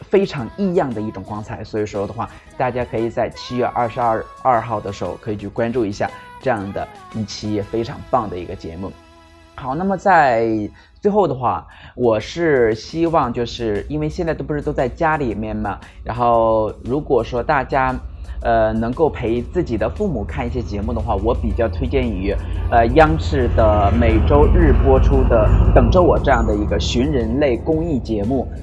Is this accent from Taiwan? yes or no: no; Shijiazhuang, Hebei, China; 尤其是我们石家庄的一些人们，也可以来我老家这边来做客嘛